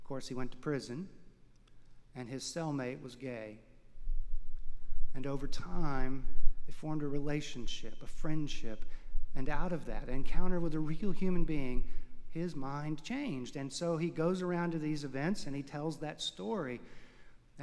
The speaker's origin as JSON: {"language": "English", "town": "Houston", "region": "Texas", "country": "United States", "tie": "born or raised there", "said": "I grew up in Houston, Texas"}